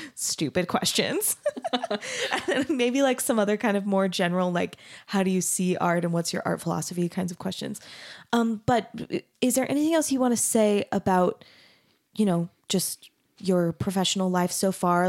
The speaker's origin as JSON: {"language": "English", "town": "Mesa", "region": "Arizona", "country": "United States", "tie": "born or raised there", "also_born_or_lived": "Denton, Texas", "moved": "as an adult", "said": "I grew up in Arizona, in Mesa, Arizona"}